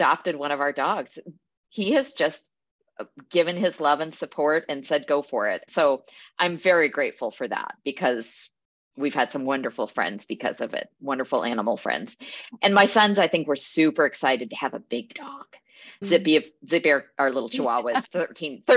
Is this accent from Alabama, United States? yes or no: no; Eugene, Oregon, United States; now in Portland, United States; I grew up in Eugene, so not too far from here